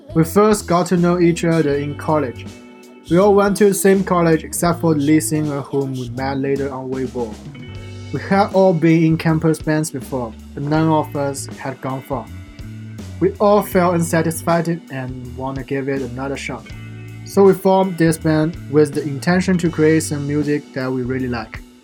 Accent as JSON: {"language": "English", "region": "Shanghai", "country": "China", "moved": "yes", "lives_now": "Xi'an, China", "said": "None of us local from Xi'an, but we choose to stay here after graduation. I'm from Shanghai."}